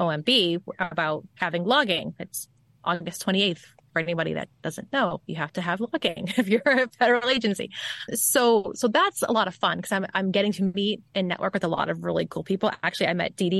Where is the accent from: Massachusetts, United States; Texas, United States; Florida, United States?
Massachusetts, United States; Boston; accent: Bostonian; the Bostonian side of my accent.